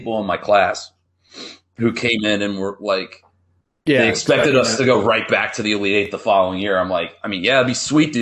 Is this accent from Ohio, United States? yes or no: yes; Sidney, Ohio, United States; I'm from Sydney, Ohio.